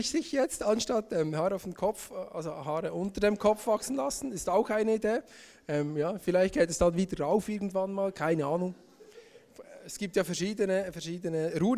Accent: Bern, Switzerland; ich bin aus dem Emmental, ich bin ähm, 32 Jahre alt

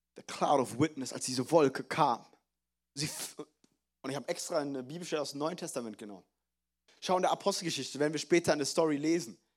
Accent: Frankfurt, Hesse, Germany; die Schulen in Frankfurt, wo ich groß geworden bin

